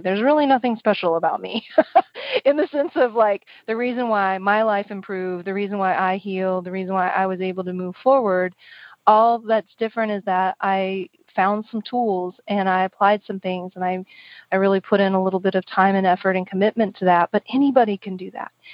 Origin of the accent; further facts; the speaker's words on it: Oklahoma, United States; moved away; also born or lived in San Francisco; I grew up in the kind of the northeast corner um, of the of the um, state, and I really loved my country upbringing